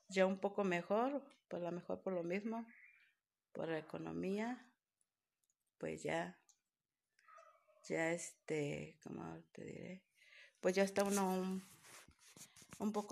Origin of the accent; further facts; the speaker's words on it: Veracruz, Mexico; born there; now in San Juan de Patlán, Mexico; bueno, pues yo nací en Veracruz, ahí estuve un tiempo y de ahí pues me vine para acá, para San Juan de Patlán